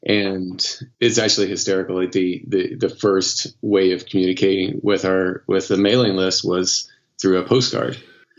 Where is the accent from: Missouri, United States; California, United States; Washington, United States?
Missouri, United States; moved away as an adult; now in New York City, United States; So I moved to New York City from Missouri 15 years ago and loved moving to the city